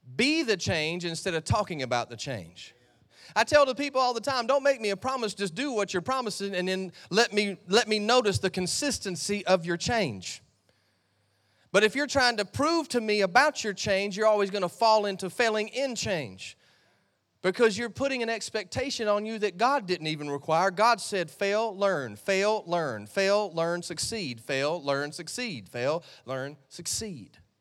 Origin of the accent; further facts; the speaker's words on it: United States; I came from America to Australia